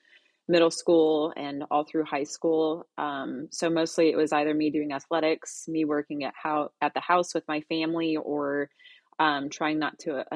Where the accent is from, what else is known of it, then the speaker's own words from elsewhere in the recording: Tularosa, New Mexico, United States; also born or lived in Minot; I was born in Minot, North Dakota. My dad was in the Air Force, so we moved around a bit. But I grew up in a little town called Tularosa, New Mexico, which is near El Paso, Texas.